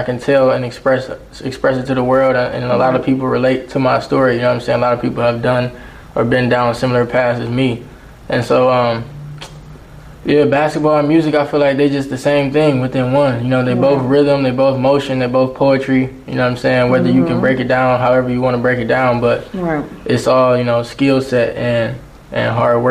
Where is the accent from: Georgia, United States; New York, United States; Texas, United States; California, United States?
Georgia, United States; Atlanta; when I was born here in Atlanta, I was actually acting under the Joy Purvis Talent Agency.